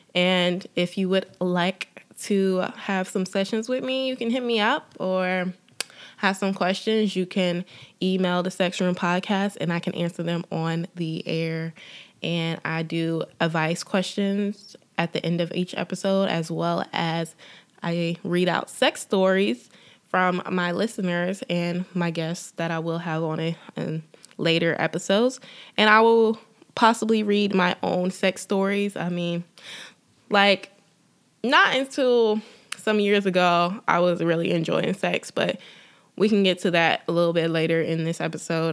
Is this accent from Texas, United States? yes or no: no; Durham, North Carolina, United States; moved away as an adult; also born or lived in Los Angeles, California; now in Atlanta, United States; I am originally from Durham, North Carolina. I was, um, in North Carolina until two thousand thirteen, and I moved to Atlanta